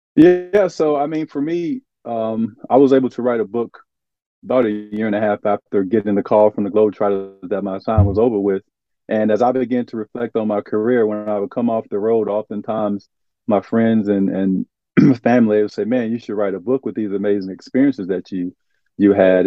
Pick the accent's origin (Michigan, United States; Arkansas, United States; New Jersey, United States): Arkansas, United States; moved away as an adult; also born or lived in Shreveport, Louisiana; now in Florida, United States; growing up in Arkansas, where I grew up at, there wasn't a lot of diversity.